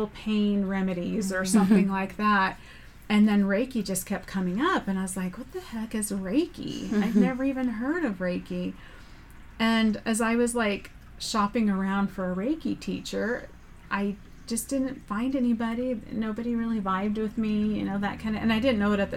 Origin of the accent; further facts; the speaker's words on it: Southern California, United States; I grew up in Southern California